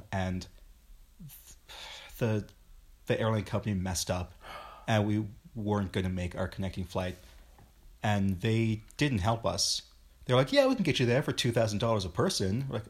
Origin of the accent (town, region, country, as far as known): Wyoming, United States